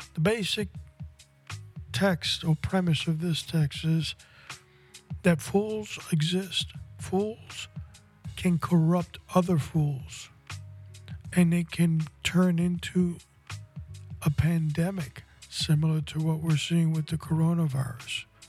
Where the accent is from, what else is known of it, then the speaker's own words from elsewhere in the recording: New York City, New York, United States; when I was 15 years old, growing up in New York City